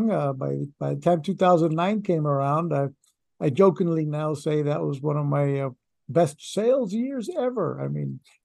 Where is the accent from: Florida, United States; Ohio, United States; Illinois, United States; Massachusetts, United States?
Florida, United States; Orlando; moved away as an adult; also born or lived in Miami; I wasn't willing to start at the bottom in my hometown